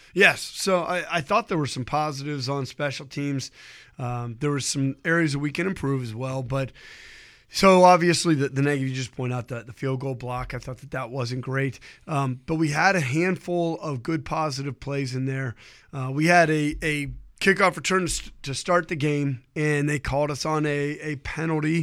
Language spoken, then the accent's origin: English; Ohio, United States; I grew up in Ohio